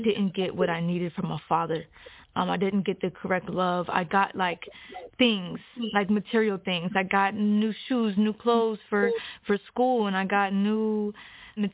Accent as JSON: {"language": "English", "town": "Hagerstown", "region": "Maryland", "country": "United States", "said": "I'm from Hagerstown, Maryland"}